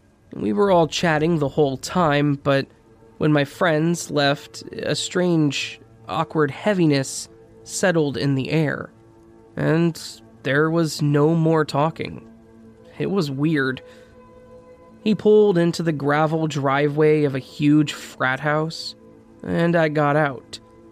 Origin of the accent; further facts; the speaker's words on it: Nova Scotia, Canada; I'm from Nova Scotia, and in the summers, rickshaw drivers run around the city offering rides to people.